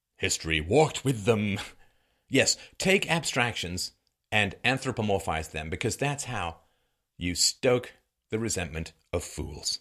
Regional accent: England, United Kingdom; also born or lived in Ireland / Africa; now in Canada; I was born in Ireland. I grew up in England, spent a little bit of time in Africa, live in Canada

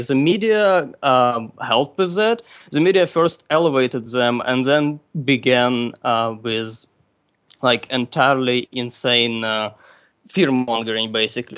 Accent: Ukraine; now in Russia; I'm from Ukraine

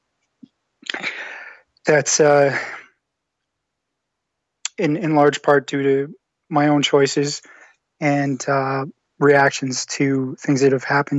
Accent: Canada; moved away as an adult; now in Western Canada; I'm Canadian. I live out west. And I'm originally from the same province as where you're living right now. And I've lived out here for about 8 years

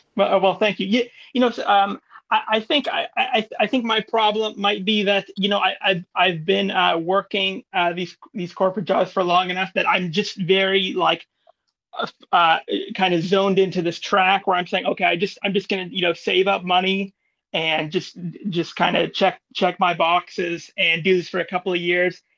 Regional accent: New York, United States; I'm from New York

